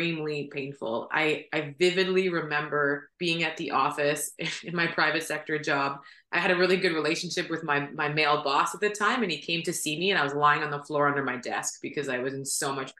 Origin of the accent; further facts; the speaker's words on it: Ottawa, Ontario, Canada; I was born and raised in Ottawa